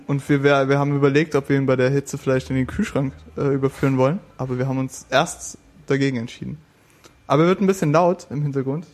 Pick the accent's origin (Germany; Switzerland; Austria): Germany; West Germany; Ich komme aus dem Westen